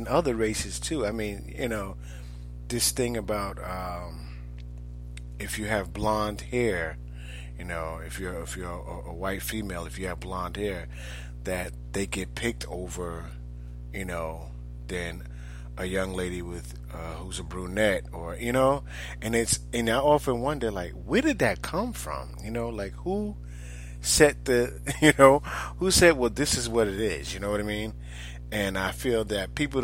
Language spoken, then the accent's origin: English; New York, United States; now in Orlando, United States; I grew up in New York